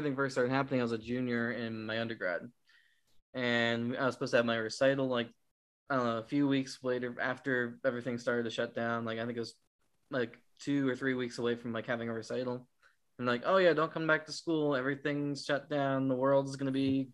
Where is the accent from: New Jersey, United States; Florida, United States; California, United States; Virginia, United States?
Virginia, United States; Winchester; also born or lived in Loudoun County, Virginia; I grew up in a little bit more of a, I don't want to say rural, but Winchester wasn't like super duper populated all the time